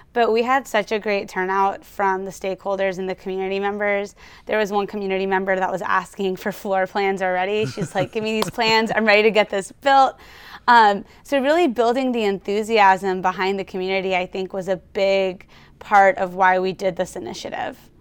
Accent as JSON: {"language": "English", "town": "Baton Rouge", "region": "Louisiana", "country": "United States", "tie": "born or raised there", "moved": "yes", "lives_now": "Houston, United States", "said": "I was born and raised in Baton Rouge, Louisiana"}